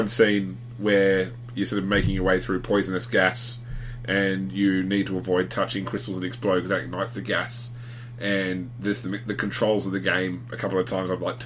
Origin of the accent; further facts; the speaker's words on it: Australia; me as an Australian saying g'day